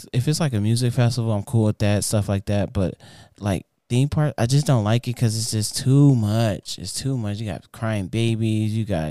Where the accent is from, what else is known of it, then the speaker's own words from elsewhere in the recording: North Carolina, United States; I'm from North Carolina, you know what I'm saying?